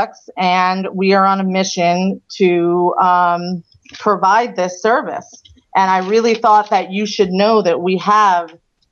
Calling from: South Florida, United States; I am calling from South Florida.

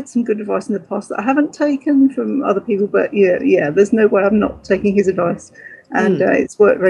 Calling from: Suffolk, East of England, United Kingdom; I'm calling from Suffolk, UK.

